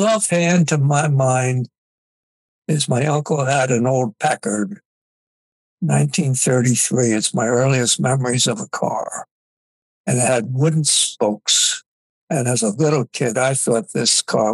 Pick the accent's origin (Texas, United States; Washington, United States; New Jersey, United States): New Jersey, United States; Jersey City; I grew up in Jersey City, New Jersey